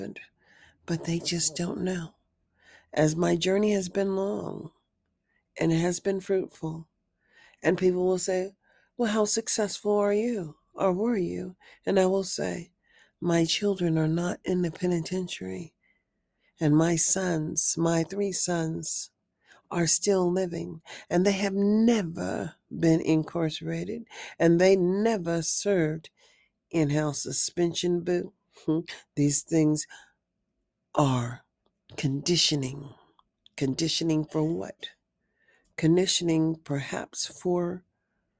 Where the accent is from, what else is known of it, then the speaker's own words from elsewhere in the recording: United States; also born or lived in Nevada; we are Americans